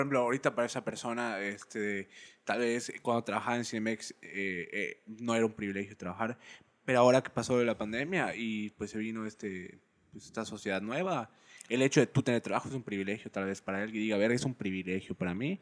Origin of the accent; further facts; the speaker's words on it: Yucatán, Mexico; Yo soy yucateco